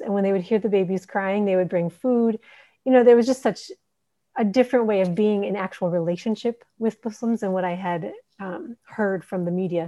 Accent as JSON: {"language": "English", "town": "Minneapolis", "region": "Minnesota", "country": "United States", "tie": "born or raised there", "also_born_or_lived": "Horn of Africa", "moved": "as an adult", "lives_now": "Djibouti", "said": "I'm an American. I grew up in Minneapolis, Minnesota"}